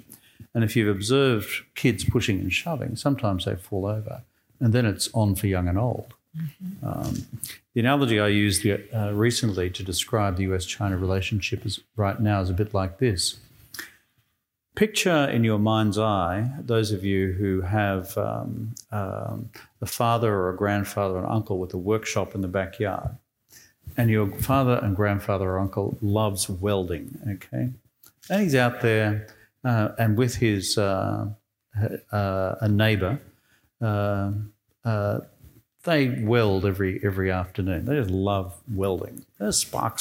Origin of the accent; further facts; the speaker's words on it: Australia; moved away as an adult; I'm an Australian